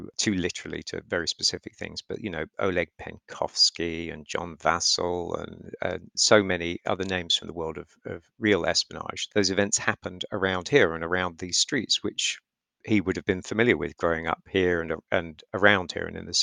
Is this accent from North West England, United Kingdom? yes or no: no; London, United Kingdom; I'm from London. I grew up there.